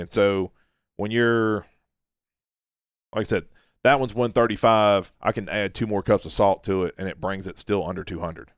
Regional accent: Orange Beach, Alabama, United States; also born or lived in Orlando; I grew up in Orange Beach, you know, I've literally been fishing, you know, all my life.

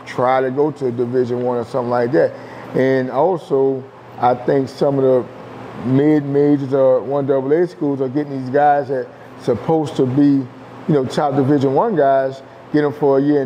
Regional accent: New Orleans, Louisiana, United States; I'm from New Orleans

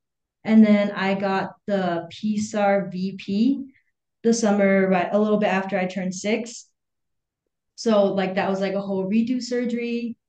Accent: Hangzhou, Zhejiang, China; born there; Yeah, so I was born in China in the city of Hangzhou, and I was with my biological mother for a little while

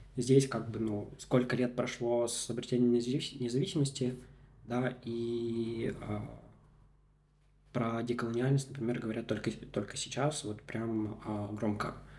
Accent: Komi Republic, Russia; first language Russian; я родился в Республике Коми, да, и там а, прожил большую часть жизни

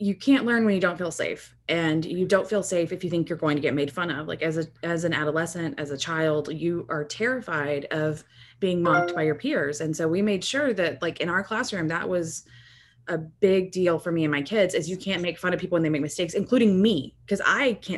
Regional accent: rural Texas, United States; also born or lived in Dallas area, Texas; I am from a very rural part of Texas, and I grew up in a very homogenous environment

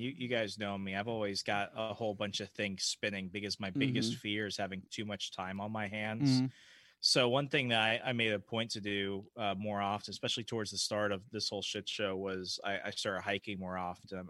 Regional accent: Arizona, United States; now in Virginia, United States; I'm from Arizona.

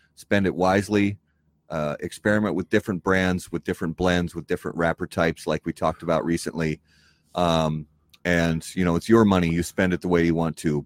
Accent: Indiana, United States; also born or lived in Wisconsin; now in Minnesota, United States; I was born and raised in Indiana, and I lived in Wisconsin for many years.

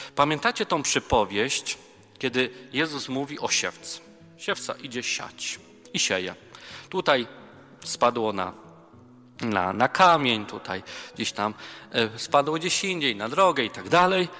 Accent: near Częstochowa, Silesian Voivodeship, Poland; Ja pochodzę z okolic Częstochowy, więc tam moja mama mnie urodziła.

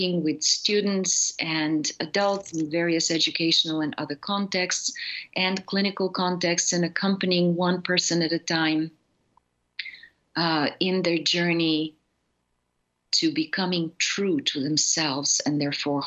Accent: Bulgaria; I grew up in Bulgaria in a communist totalitarian society

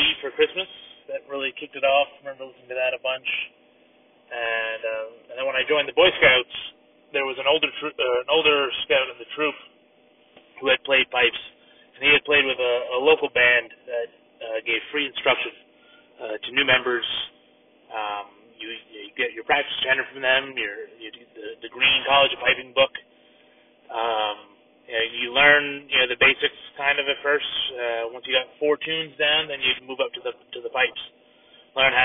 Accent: New Jersey, United States; I'm from New Jersey, and play in two bands, one street band or road band, as you would call it, here in Jersey

